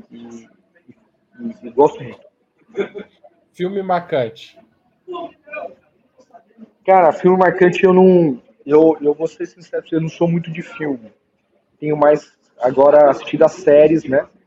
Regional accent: São Paulo, Brazil; Eu fui criado na Vai Vai e lá onde eu morava especificamente

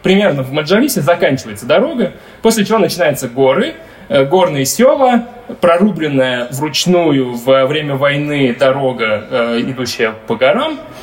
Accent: Dagestan, Russia; я, как типичный дагестанец

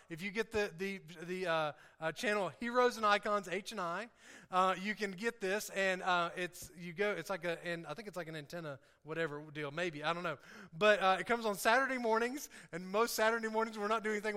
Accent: the South, United States; I talk different, um, I, I act different, uh, in, in some ways because I'm from the South

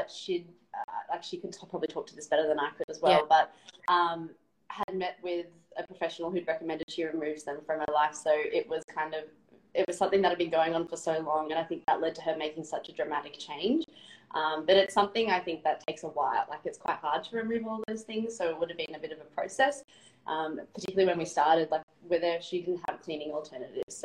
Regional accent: Melbourne, Victoria, Australia; moved away as an adult; now in Noosa, Australia; I'm from Melbourne

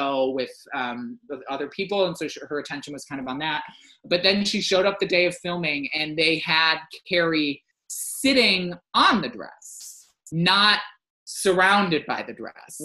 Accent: Michigan, United States; I am from Michigan

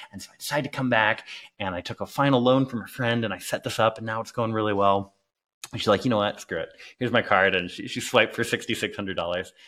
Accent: England, United Kingdom; moved away; also born or lived in Clearwater, Florida, United States; I grew up in England

